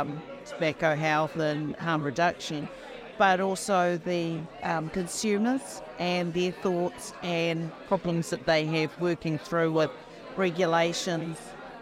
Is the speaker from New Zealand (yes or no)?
yes; New Zealand; I'm from New Zealand.